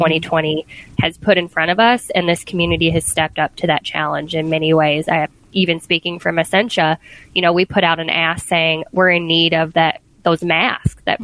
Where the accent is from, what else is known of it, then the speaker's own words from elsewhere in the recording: the South, United States; moved away; I grew up in the South where, you know, sweet tea was the thing